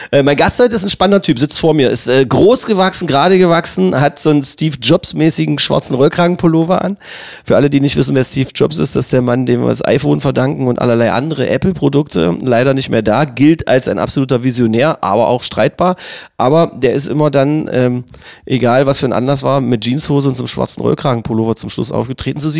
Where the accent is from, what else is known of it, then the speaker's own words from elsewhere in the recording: Magdeburg, Saxony-Anhalt, Germany; weil ich es einfach als Magdeburger Junge findet man das, und also als Magdeburger Kind wahrscheinlich sowieso, egal ob Mädchen oder Junge